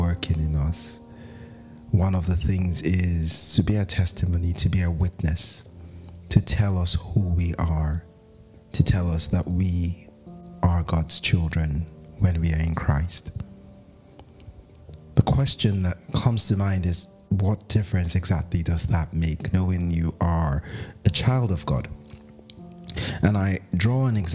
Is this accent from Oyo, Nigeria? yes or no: no; Zaria, Kaduna State, Nigeria; I grew up in Zaria